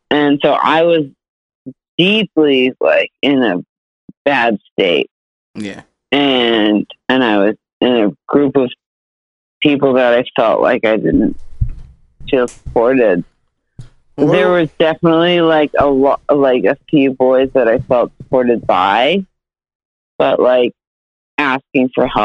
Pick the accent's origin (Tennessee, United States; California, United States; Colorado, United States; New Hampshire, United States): New Hampshire, United States; I'm from New Hampshire. Yeah, we live free or die.